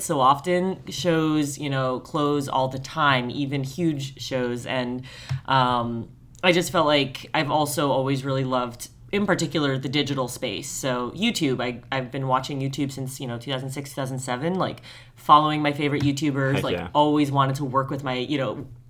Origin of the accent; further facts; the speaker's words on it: New Jersey, United States; also born or lived in Colorado; My parents are both from New Jersey. We lived in Colorado for a few years, but returned to the East Coast. So interestingly, I grew up an hour outside New York, but never went into the city.